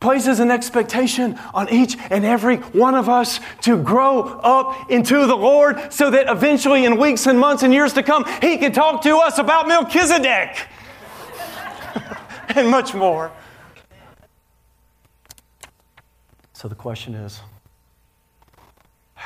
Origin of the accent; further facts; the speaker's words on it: Nashville, Tennessee, United States; I grew up in Nashville, Tennessee, where you just check off the boxes